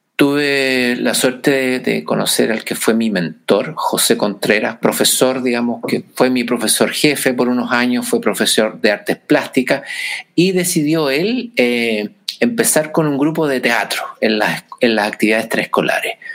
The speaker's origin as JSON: {"language": "Spanish", "town": "San Fernando", "region": "O'Higgins", "country": "Chile", "tie": "born or raised there", "also_born_or_lived": "Santiago, Chile", "moved": "as an adult", "said": "me fui eh, de San Fernando, mi ciudad natal"}